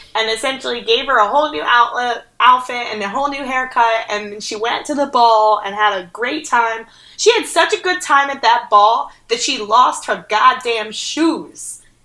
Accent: New Jersey, United States; I'm from New Jersey.

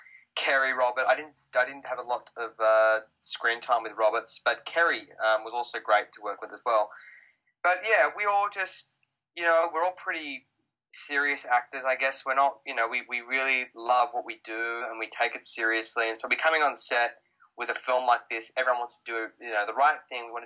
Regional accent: Australia; accent: Australian; moved away

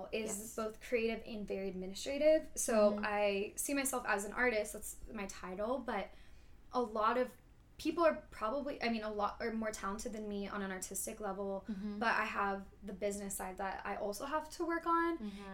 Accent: Thousand Oaks, California, United States; moved away as an adult; also born or lived in Los Angeles; now in Atlanta, United States; I'm from Thousand Oaks, California, which is like an hour north of L.A.

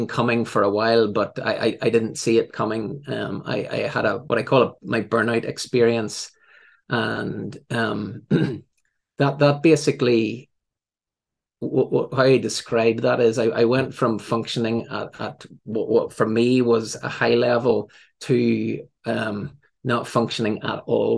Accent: Northern Ireland, United Kingdom; also born or lived in England; I came home to Northern Ireland. That's my accent probably gives that away.

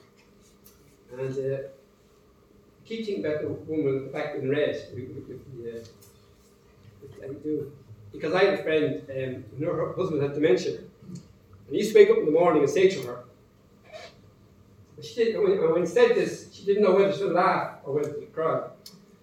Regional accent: Dublin, Leinster, Ireland; I'm from Dublin.

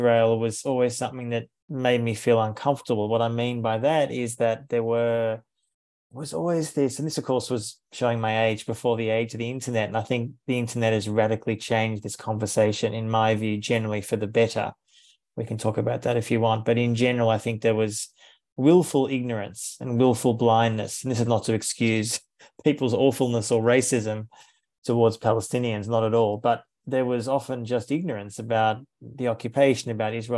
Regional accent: Melbourne, Victoria, Australia; So I was born in 1974 in Melbourne, Australia

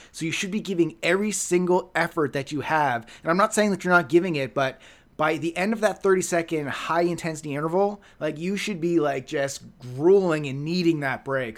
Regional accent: Halifax, Nova Scotia, Canada; moved away; my old, my old stomping grounds in Halifax

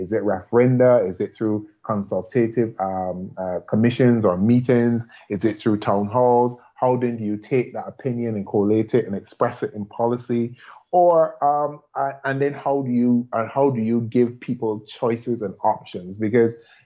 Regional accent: Barbados

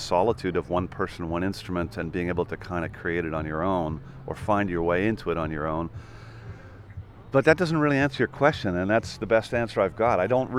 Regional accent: Canada; So given that, you know, I'm not an Americana artist, because I'm Canadian-Irish

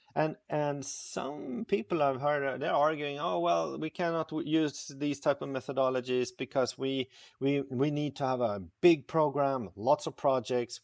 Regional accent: Stockholm, Stockholm County, Sweden; born and raised in Stockholm, Sweden

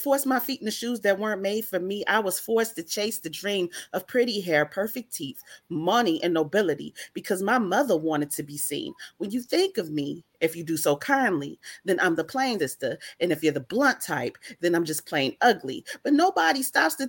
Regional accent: Chicago, Illinois, United States; now in Monroe, United States; I was born and raised in Chicago, Illinois, but I live in Monroe, Louisiana

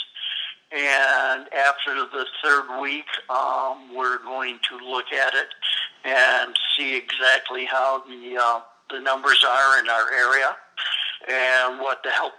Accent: Berrien County, Michigan, United States; I grew up in Berrien County, which is right next to Cass County

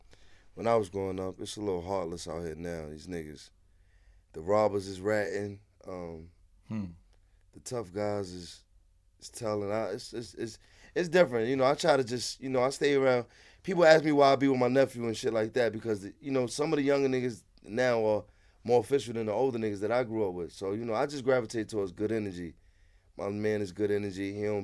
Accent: New York City, New York, United States; I'm from Harlem, so, you know, my block, I'm from 112th, well-known money block for generations.

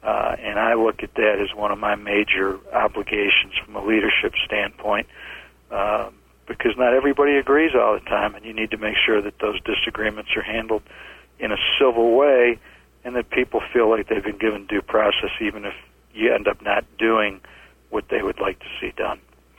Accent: Midwest, United States; It's very much part of what we do here in the Southeast, although I was like that where I grew up in the Midwest, too.

